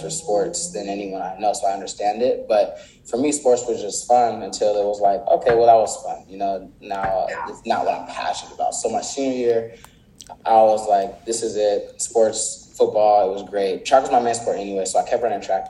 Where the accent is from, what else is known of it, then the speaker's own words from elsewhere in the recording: Palmdale, California, United States; also born or lived in Inglewood, California / South Central, Los Angeles; Then that's when we moved to Palmdale to get away from that environment